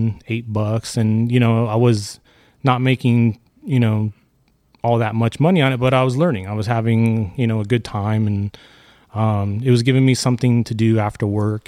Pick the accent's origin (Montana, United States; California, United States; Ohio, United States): California, United States; Santa Clarita; I grew up in Santa Clarita and lived in this area pretty much my whole life